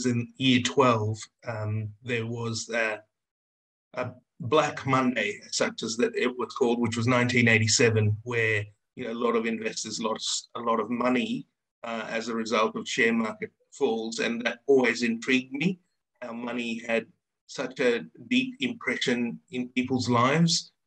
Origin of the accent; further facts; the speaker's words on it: Sydney, New South Wales, Australia; also born or lived in Sri Lanka / India; I'm based in Sydney, Australia. I was born in Sri Lanka. Moved out to Australia when I was about 10 years old